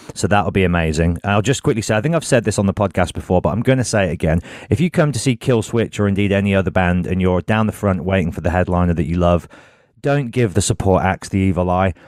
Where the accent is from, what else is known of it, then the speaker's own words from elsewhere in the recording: Birmingham, West Midlands, United Kingdom; I'm from Birmingham